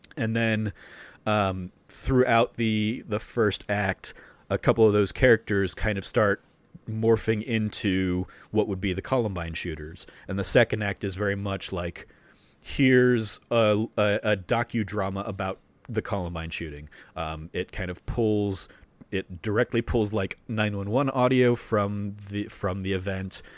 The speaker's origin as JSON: {"language": "English", "town": "Phoenix", "region": "Arizona", "country": "United States", "tie": "born or raised there", "said": "growing up in Phoenix and and in Arizona"}